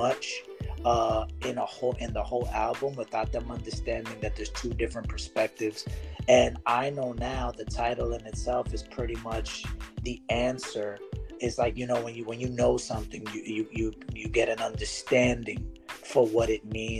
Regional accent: New York City, New York, United States; I was born and raised in East New York, Brooklyn.

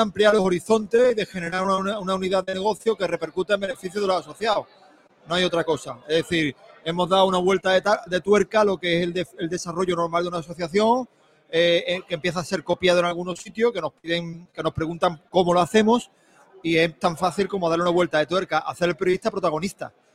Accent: Málaga, Andalusia, Spain; somos malagueños

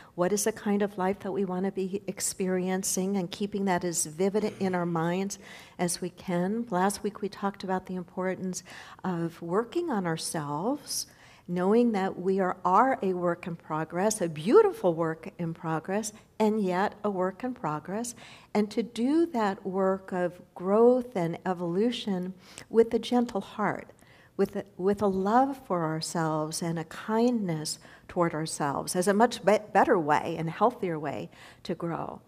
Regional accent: United States

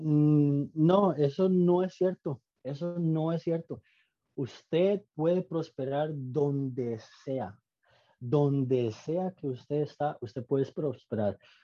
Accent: Costa Rica; moved away as an adult; now in Austin, United States; soy costarricense que le da trabajo a americanos

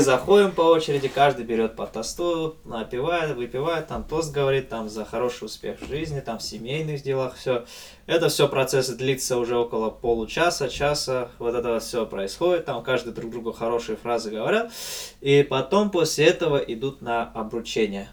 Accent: Abkhazia, Georgia; я попал сюда, в Абхазию, и мои предки, и все, вся моя семья щас живёт

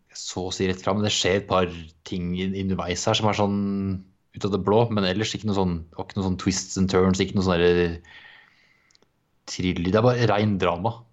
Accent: Ørje, Østfold, Norway; moved away; vi var hjemme i Ørje

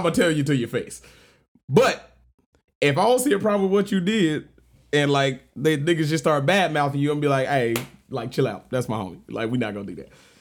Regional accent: Georgia, United States; I'm from Georgia.

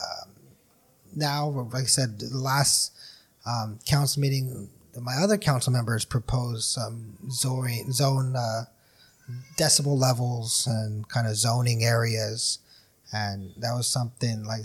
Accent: Brawley, California, United States; we're all from Brawley.

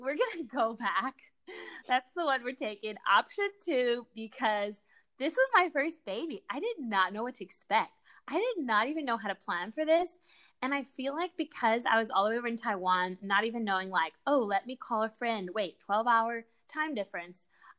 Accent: Guatemala; born there; English is a second language; also born or lived in Argentina / Mexico; I was born in Guatemala. The rest of my siblings, you know, like, Guatemala and Argentina, my little sister in Mexico, because these are the places we lived.

